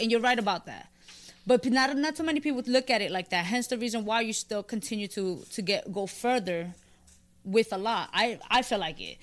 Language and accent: English; New York City, New York, United States; I'm from the Bronx.